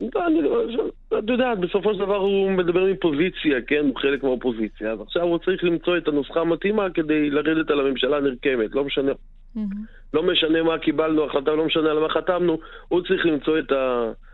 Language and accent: Hebrew; Tel Aviv, Tel Aviv District, Israel; אני בא מדרום תל אביב, אה, שכונות דרום תל אביב